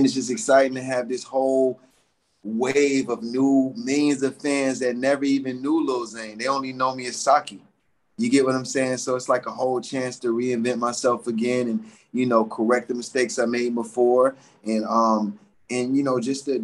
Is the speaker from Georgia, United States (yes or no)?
yes; Atlanta, Georgia, United States; growing up in Atlanta